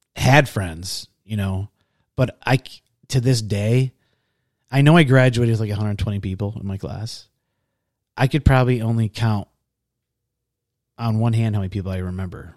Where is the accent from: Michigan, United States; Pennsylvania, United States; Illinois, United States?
Michigan, United States; Pickford; also born or lived in Harrison, Michigan; I grew up in, uh, Harrison, Michigan until I was in, oh gosh, would have been like fourth or fifth grade. And then I moved up to this little town in the U P called Pickford.